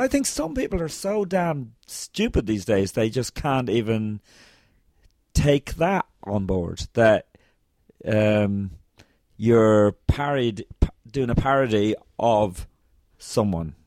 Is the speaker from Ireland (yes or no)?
yes; Ireland; growing up in Ireland